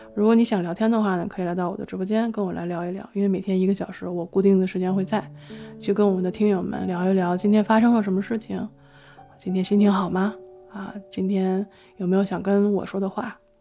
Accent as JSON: {"language": "Chinese", "country": "China", "tie": "born or raised there", "said": "一个从小生长在中国的人"}